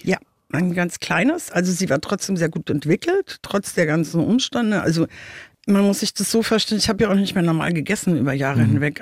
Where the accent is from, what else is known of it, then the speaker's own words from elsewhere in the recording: Munich, Bavaria, Germany; now in Wiesbaden, Germany; ursprünglich komme ich aus München